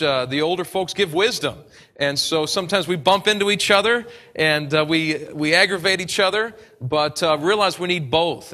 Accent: United States; accent: American; my American accent

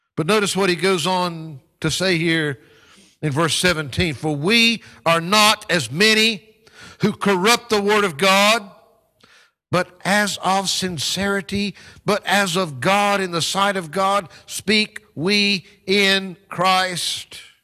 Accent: North Carolina, United States; my home state of North Carolina

